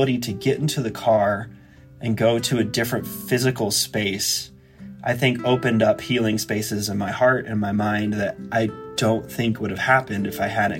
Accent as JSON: {"language": "English", "town": "Lincoln", "region": "Nebraska", "country": "United States", "tie": "born or raised there", "moved": "as an adult", "said": "I grew up in Lincoln, Nebraska"}